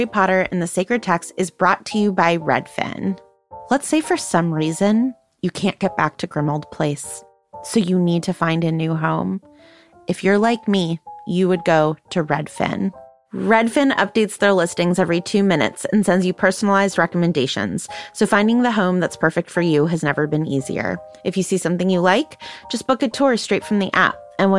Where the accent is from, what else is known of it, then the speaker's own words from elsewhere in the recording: Calgary, Alberta, Canada; yes, Stan, you are from Texas and I am from Calgary and we are basically the same person.